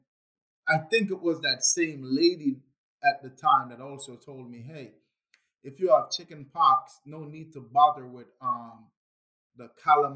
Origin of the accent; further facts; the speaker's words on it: Jamaica; growing up in Jamaica